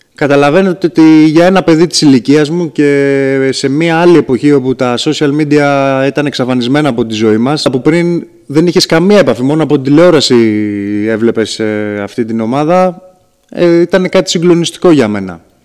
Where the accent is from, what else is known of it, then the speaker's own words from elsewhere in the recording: Patras, Western Greece, Greece; also born or lived in Lamia; now in Tripoli, Greece; Προερχόμενος από, το, από την περιοχή της Πελοποννήσου ήταν πάντα όνειρό μου να επιστρέψω στον τόπο καταγωγή μου. Ήταν πάντα όνειρό μου να αγωνιστώ και στην πόλη μου την Πάτρα